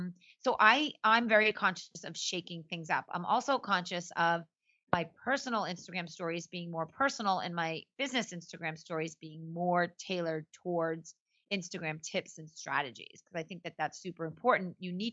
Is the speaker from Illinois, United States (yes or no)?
no; Boston, Massachusetts, United States; I'm from Boston